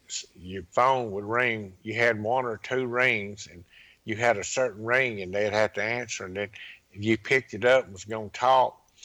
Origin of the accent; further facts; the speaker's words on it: Laurel, Mississippi, United States; also born or lived in Pascagoula, Mississippi; went back to my hometown, Laurel, Mississippi